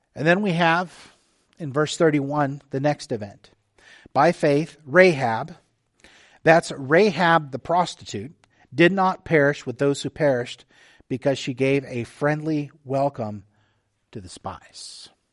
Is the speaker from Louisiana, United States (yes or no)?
no; the Texas coast, United States; now in Oak Harbor, United States; I grew up on the Texas coast, you know, with the Gulf of Mexico